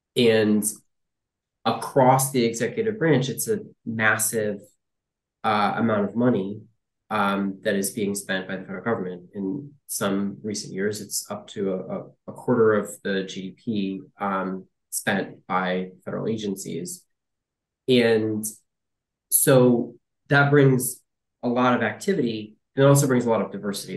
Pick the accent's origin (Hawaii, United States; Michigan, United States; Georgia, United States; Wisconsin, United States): Michigan, United States; Detroit; moved away as an adult; also born or lived in Ohio / San Francisco; I uh, grew up mostly in the uh, Detroit area, um, as a kid